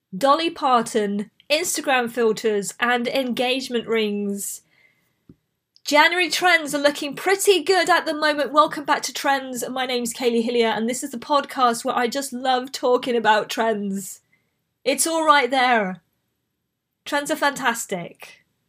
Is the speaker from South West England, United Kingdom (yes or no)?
yes; Bristol, South West England, United Kingdom; accent: Bristolian; I grew up in Bristol